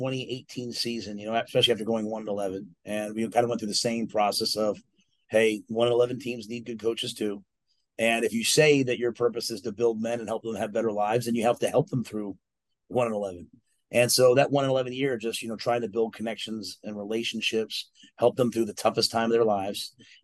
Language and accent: English; Texas, United States; I'm like, we're from Texas. Like, we're not supposed to lose the rodeo.